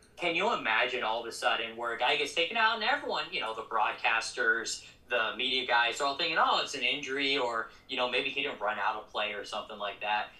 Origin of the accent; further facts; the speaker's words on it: Colorado Springs, Colorado, United States; moved away as an adult; now in Fresno, United States; I'm from Colorado Springs, Colorado, born and raised.